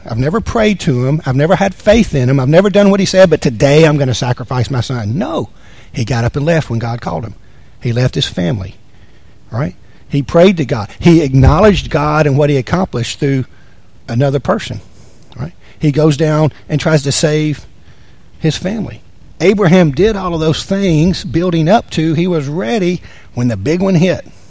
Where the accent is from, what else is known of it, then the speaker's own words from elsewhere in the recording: the South, United States; now in Anchorage, United States; I'm from the South.